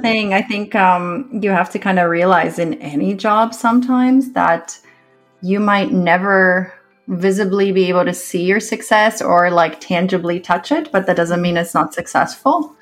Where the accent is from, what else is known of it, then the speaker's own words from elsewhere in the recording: Canada; I am a Canadian author.